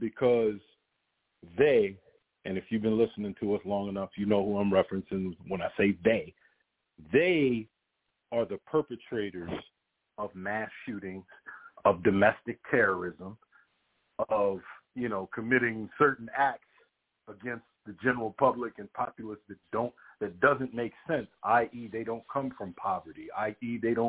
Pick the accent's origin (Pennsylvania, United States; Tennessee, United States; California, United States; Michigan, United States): Pennsylvania, United States; Philadelphia; I'm from Philly, then cool, I love it, but I ain't really proud these days to say, oh, yeah, I'm from